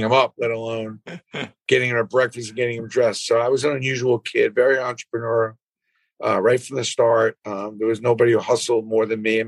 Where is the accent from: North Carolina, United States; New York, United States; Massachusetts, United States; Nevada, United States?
New York, United States; New York City; I grew up in Brooklyn, 539 Kings Highway